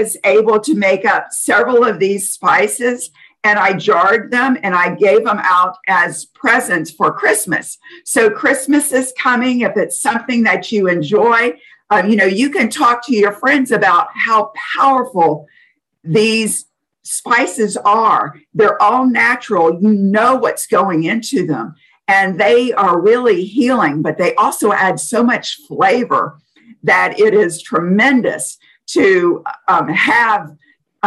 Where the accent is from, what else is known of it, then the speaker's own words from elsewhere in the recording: New Orleans, Louisiana, United States; I'm from New Orleans